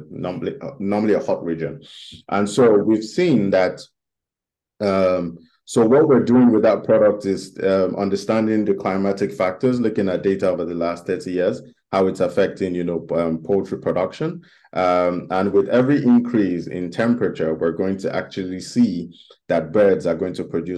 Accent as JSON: {"language": "English", "country": "Nigeria", "tie": "born or raised there", "said": "my home country, which is Nigeria."}